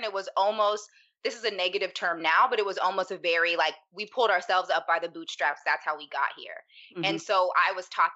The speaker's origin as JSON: {"language": "English", "town": "Pittsburgh", "region": "Pennsylvania", "country": "United States", "tie": "born or raised there", "said": "I'm from Pittsburgh, Pennsylvania. And I grew up around maybe 4 Black people"}